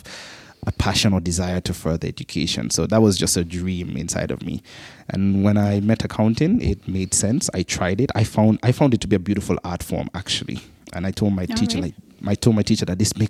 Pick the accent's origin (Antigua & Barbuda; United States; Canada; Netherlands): Antigua & Barbuda; I grew up in the Caribbean island of Antigua, twin island state of Antigua and Barbuda